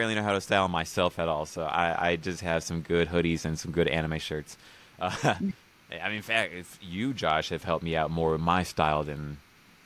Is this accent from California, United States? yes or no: no; Dallas, Texas, United States; now in Orange County, United States; I'm from Dallas